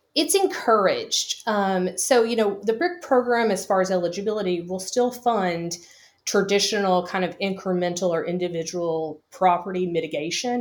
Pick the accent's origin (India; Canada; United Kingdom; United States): United States; Kentucky; I'm from the Commonwealth of Kentucky.